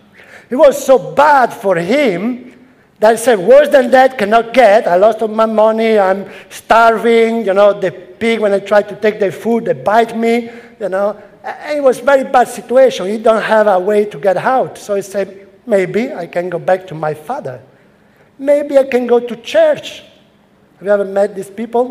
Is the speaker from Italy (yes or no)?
yes; Italy; English is a second language; moved away as an adult; also born or lived in London; now in Rome, Italy; I came to London from Italy